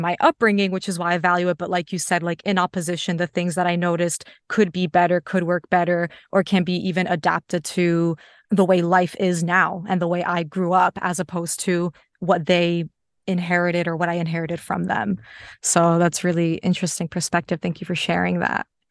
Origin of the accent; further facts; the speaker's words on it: United States; I'm Polish American, so both of my parents immigrated from Poland, so I'm a first generation in the U S. I was born there.